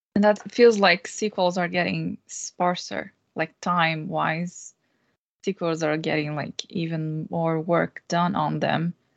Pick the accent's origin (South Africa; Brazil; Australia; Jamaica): Brazil; moved away as an adult; now in Stockholm, Sweden; I'm Brazilian and been living in Stockholm for three years now